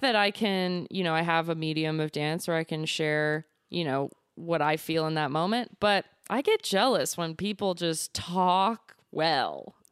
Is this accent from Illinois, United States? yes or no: yes; Lemont, Illinois, United States; also born or lived in Elmwood Park, Illinois; I'm originally from Lamont